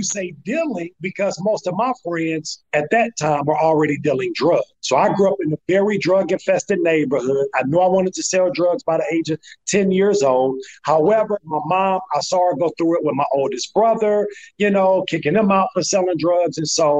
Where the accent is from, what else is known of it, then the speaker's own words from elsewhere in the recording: St. Louis, Missouri, United States; born there; You know, I was born in St. Louis, Missouri.